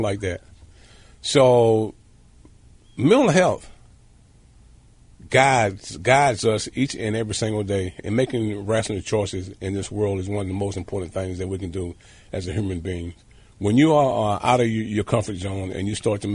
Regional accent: South Carolina, United States; growing up in South Carolina. As a kid there in South Carolina, being in poverty, growing up in a shack

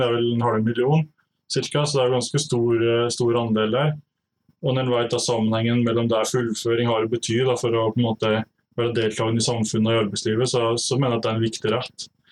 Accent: Lom, Innlandet, Norway; now in Otta, Norway; jeg er fra Lom i Gudbrandsdalen. Eh, bor nå på Otta

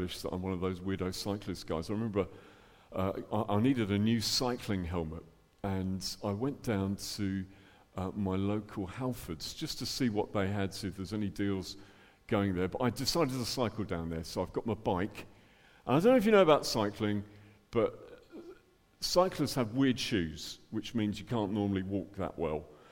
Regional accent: Dublin, Leinster, Ireland; now in England; Originally, I'm from Dublin, as you can tell from my accent, the top of the morning to you. So born in Ireland and ended up in England

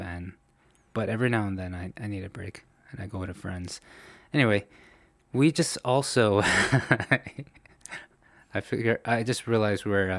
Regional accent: New York, United States; But I, you know, spoke English. You know, born and raised in New York.

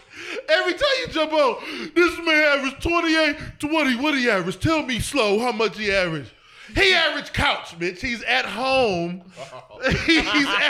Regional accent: East Cleveland, Ohio, United States; I am from East Cleveland, Ohio, just like my two counterparts here on the podcast. You know what I mean? We are of East Cleveland descent.

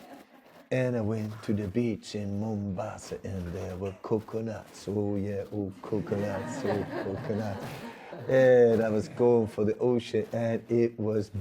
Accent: Netherlands; moved away; I'm from Holland

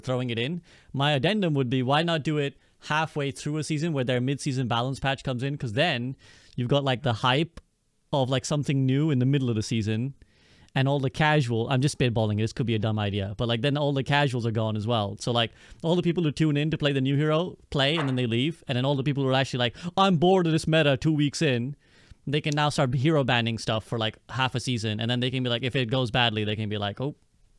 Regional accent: United Kingdom; As a British person... As a British person, as well, as a British person

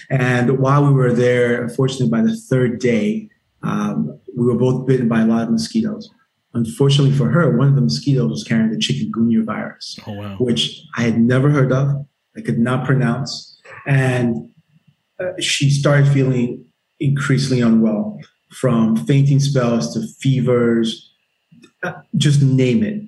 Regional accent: Nigeria; moved away; also born or lived in Germany; I'm Nigerian

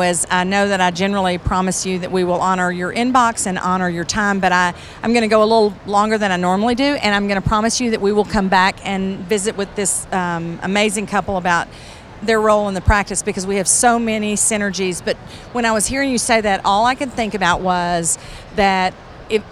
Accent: Central Texas, United States; I'm from Central Texas

